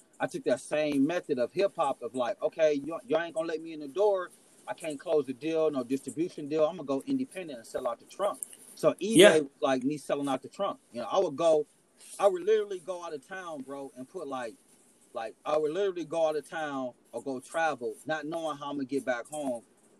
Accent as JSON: {"language": "English", "region": "Midwest", "country": "United States", "said": "I'm from, you know, I'm an hour from Chicago. I'm in the Midwest"}